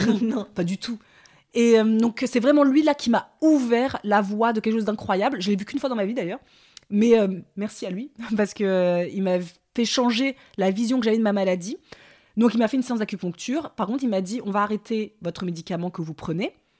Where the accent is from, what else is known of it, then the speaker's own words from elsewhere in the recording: Paris, Île-de-France, France; en tant que Parisienne